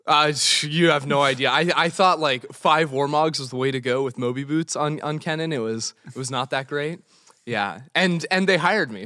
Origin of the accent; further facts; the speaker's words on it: Los Angeles, California, United States; I'm originally from Los Angeles.